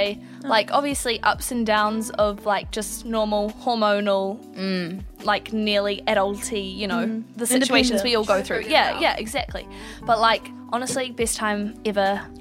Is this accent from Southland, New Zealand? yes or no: no; North Shore, Auckland, New Zealand; moved away as an adult; now in Wellington, New Zealand; I'm from the shore